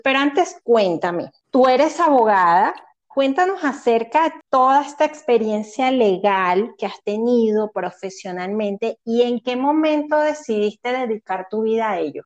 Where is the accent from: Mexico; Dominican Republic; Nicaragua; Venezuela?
Venezuela; moved away; yo soy venezolana